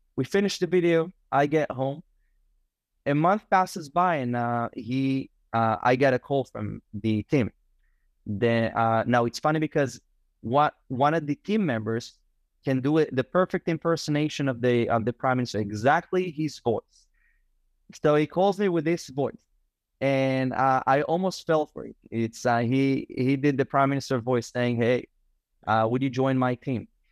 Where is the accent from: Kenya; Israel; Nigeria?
Israel; English is a second language; also born or lived in Galilee; I grew up in Samaria, in northern Samaria